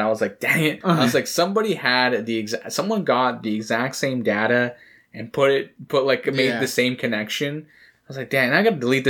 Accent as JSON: {"language": "English", "country": "Canada", "said": "I'm just Canadian."}